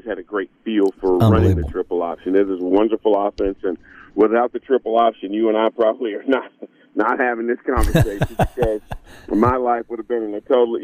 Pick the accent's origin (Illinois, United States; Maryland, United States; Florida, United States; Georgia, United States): Georgia, United States; moved away as an adult; also born or lived in South Carolina; I'm 3 hours from where I grew up in Georgia